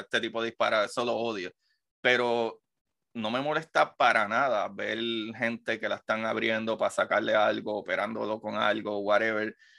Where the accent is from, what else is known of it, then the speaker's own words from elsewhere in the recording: Puerto Rico; moved away; yo soy puertorriqueño